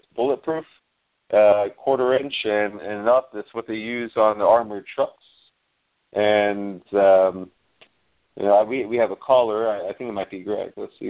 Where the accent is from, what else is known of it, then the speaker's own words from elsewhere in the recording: Miami, Florida, United States; We grew up together in Miami. It was just by luck we ended up here in Central Florida together, working together on this new chapter.